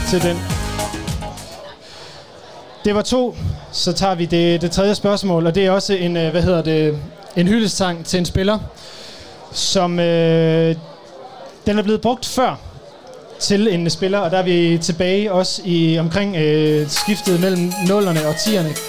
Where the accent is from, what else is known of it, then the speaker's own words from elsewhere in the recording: North Denmark Region, Denmark; vi kommer fra Nordjylland